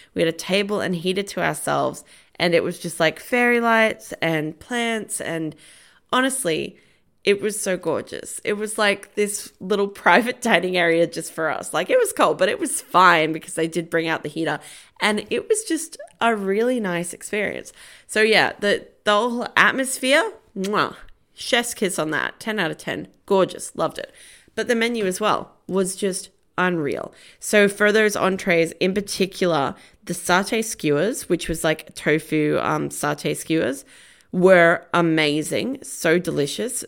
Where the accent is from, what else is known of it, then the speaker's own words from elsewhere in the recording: Australia; I am Australian